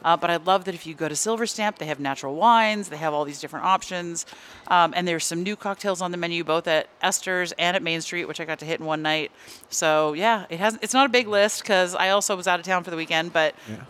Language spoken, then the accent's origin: English; Bay Area, California, United States; moved away; also born or lived in Los Angeles; I'm from the Bay Area. I have lived in Los Angeles